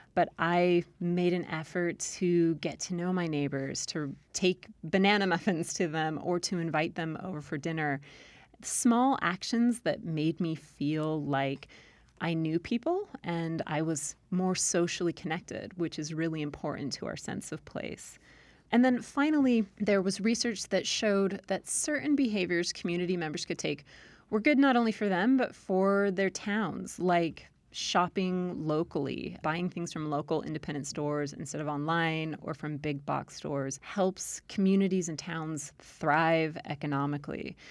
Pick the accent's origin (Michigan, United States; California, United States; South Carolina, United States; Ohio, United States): California, United States; Southern; accent: Valley Girl; moved away as an adult; also born or lived in Maryland / Utah / Iowa / Texas; now in Virginia, United States; I grew up in Southern California